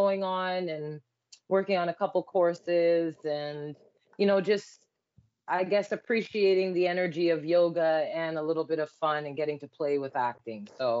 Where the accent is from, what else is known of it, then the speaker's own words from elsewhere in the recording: Toronto, Ontario, Canada; I'm from Toronto.